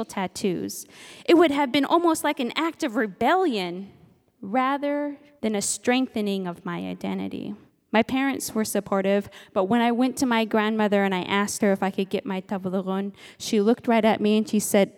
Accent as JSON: {"language": "English", "town": "Nome", "region": "Alaska", "country": "United States", "tie": "born or raised there", "said": "I'm Inupiaq from Nome, Alaska, and my parents raised me to embrace my Inupiaq heritage. Raised out on the land"}